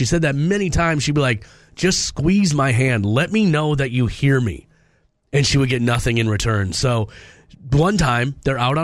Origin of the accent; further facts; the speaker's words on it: Minneapolis, Minnesota, United States; I grew up in North Minneapolis, so everything was blocks